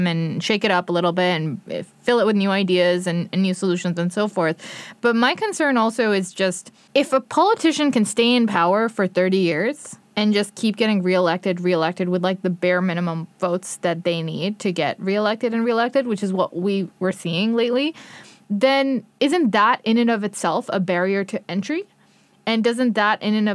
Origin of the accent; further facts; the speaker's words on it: Mississauga, Ontario, Canada; another mayor from my hometown, Hazel McCallion, mayor of Mississauga